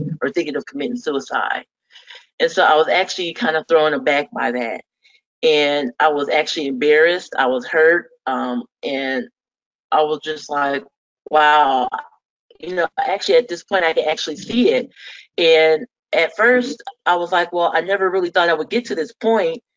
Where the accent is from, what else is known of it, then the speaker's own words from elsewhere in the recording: Fort Wayne, Indiana, United States; I'm actually originally from the Midwest, Fort Wayne, Indiana